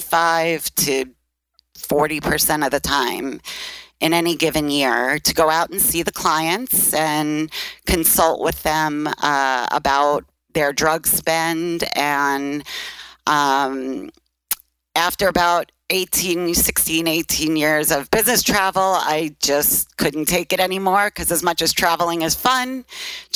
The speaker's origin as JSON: {"language": "English", "town": "New York City", "region": "New York", "country": "United States", "also_born_or_lived": "Phoenix", "accent": "Brooklyn", "moved": "yes", "said": "I'm from Brooklyn. And obviously, even after 20 years, you still hear the Brooklyn accent."}